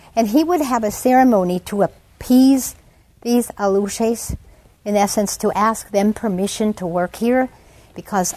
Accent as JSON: {"language": "English", "country": "United States", "said": "I'm an American in Yucatan"}